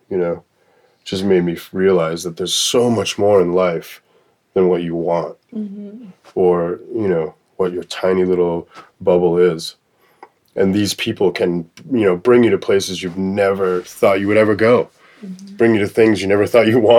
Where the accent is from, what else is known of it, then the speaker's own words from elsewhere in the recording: Boston, Massachusetts, United States; born there; So I was born in Boston.